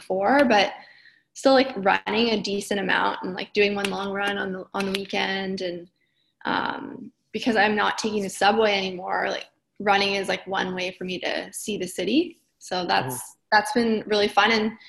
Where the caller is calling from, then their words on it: Brooklyn, New York, United States; So I'm in Brooklyn, New York. This is where I live and work and run.